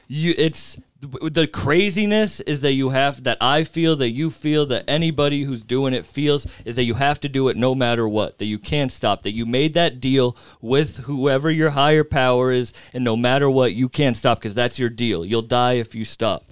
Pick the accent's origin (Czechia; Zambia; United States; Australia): United States; Fitchburg, Massachusetts; where I grew up in Fitchburg